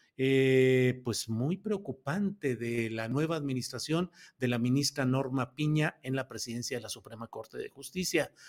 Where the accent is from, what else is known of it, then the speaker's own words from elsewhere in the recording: Coahuila, Mexico; moved away; mi tierra que estoy distante, pero finalmente también mi tierra nativa que es Coahuila